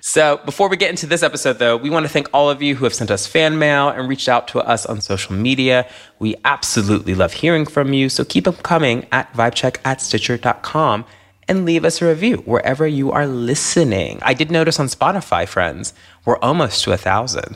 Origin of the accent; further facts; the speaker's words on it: Tennessee, United States; a black queer kid from Tennessee